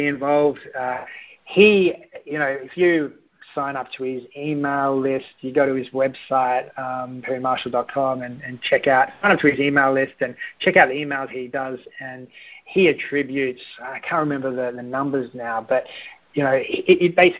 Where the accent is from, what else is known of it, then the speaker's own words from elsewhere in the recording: Australia; I am Australian